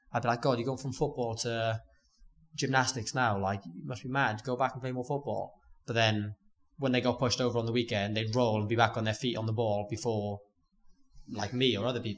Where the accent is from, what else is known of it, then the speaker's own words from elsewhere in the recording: Port Talbot, Wales, United Kingdom; Port Talbot.